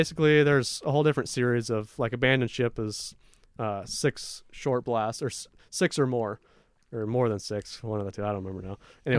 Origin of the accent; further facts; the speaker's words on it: Seattle, Washington, United States; So we grew up in Seattle, and we go to Southeast Alaska.